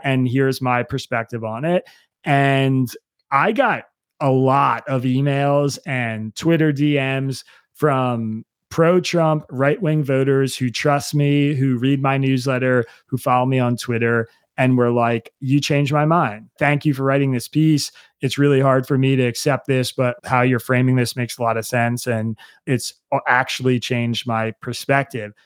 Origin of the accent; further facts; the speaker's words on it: Bucks County, Pennsylvania, United States; I grew up in Bucks County, Pennsylvania